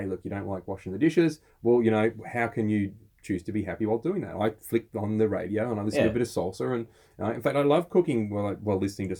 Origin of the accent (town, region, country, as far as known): Australia